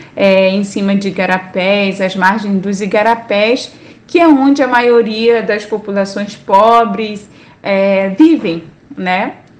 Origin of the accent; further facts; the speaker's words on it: Solimões River, Amazonas, Brazil; now in Manaus, Brazil; que é o Rio Solimões, de onde eu venho